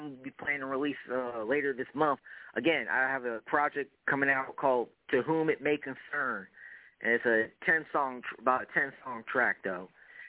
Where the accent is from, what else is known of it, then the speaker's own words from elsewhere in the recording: Greenwood, Mississippi, United States; I am from Greenwood, Mississippi